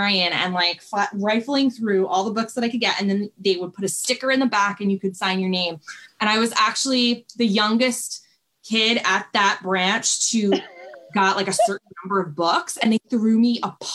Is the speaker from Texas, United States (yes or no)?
no; New York City, New York, United States; So I grew up in Brooklyn, New York